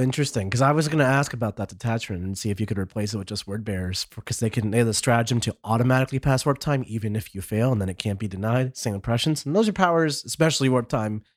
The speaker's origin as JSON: {"language": "English", "country": "United States", "said": "as an American player here"}